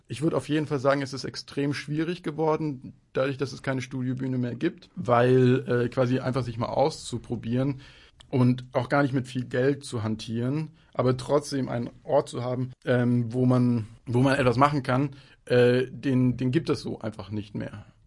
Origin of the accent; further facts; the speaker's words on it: Munich, Bavaria, Germany; ich komme aus München